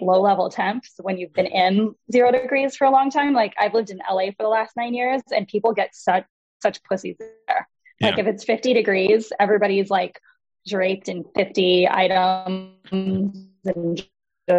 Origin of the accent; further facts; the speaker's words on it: Wisconsin, United States; also born or lived in Chicago; now in Los Angeles, United States; I grew up here in Wisconsin